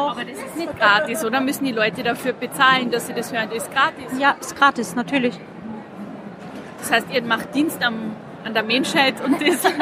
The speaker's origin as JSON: {"language": "German", "town": "Graz", "region": "Styria", "country": "Austria", "said": "komme aus dem Süden, aus Graz, aus der Provinz und die Gescherten in Wien. Ich bin Steirerin."}